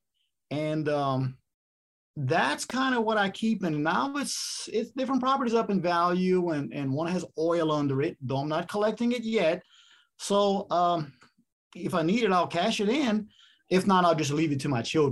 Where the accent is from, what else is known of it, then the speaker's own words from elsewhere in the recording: South Louisiana, United States; I'm from South Louisiana.